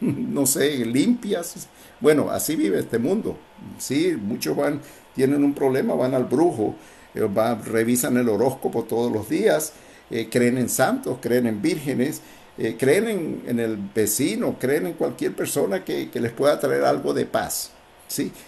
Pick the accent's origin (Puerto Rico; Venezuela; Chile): Venezuela; somos de Venezuela